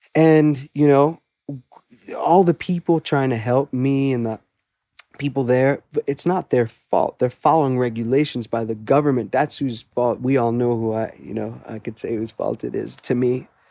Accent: Great Neck, New York, United States; I grew up in Great Neck originally in Long Island

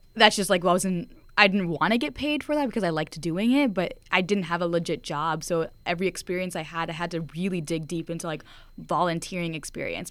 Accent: United States; having immigrant parents here at the States

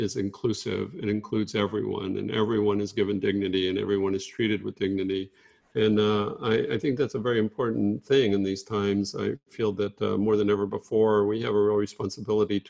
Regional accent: Fort Worth, Texas, United States; moved away; growing up in Fort Worth around a lot of very casual racism. And it's definitely one of the things that I'm very glad to have moved away from

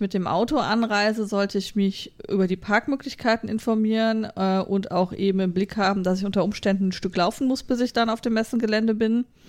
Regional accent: Germany; wir sind halt als Deutsche

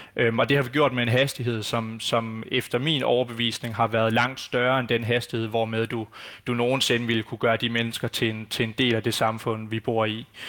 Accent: Denmark; som danskere og som, øh, hvad skal man sige, borgere i det her samfund

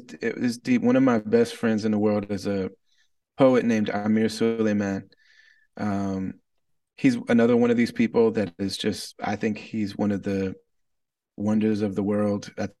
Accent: Wisconsin, United States; born there; I was born albino in the Midwest in rural Wisconsin. And so it's an overwhelmingly white place.

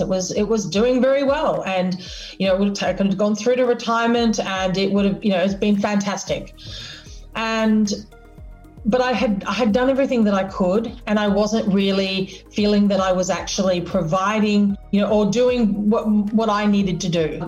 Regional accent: Australia

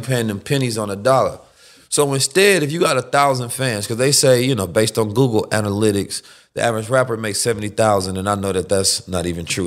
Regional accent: Oakland, California, United States; also born or lived in St. Louis, Missouri; I'm from Oakland and grew up in Saint Louis as well

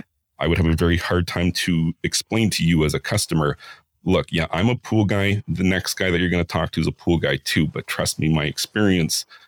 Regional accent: Ontario, Canada; also born or lived in Vancouver / Whistler; I spent 15 years in Vancouver and Whistler. And then I'm from Ontario, and I've spent quite a bit of time working on pools here

